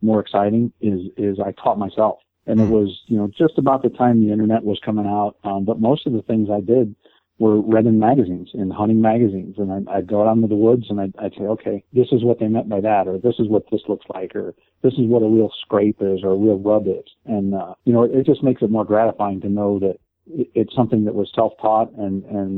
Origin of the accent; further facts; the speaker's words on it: Akron, Ohio, United States; I'm actually from Akron, Ohio. Born and raised here